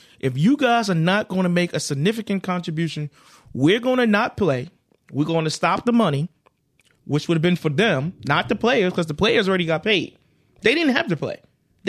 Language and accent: English; Carolina, United States; I'm from Carolina. You damn right. It would have made me go and support.